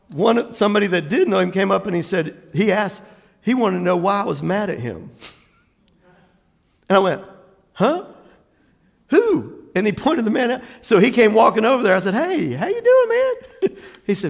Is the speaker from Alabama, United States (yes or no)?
no; Jacksonville, Florida, United States; Jacksonville, Florida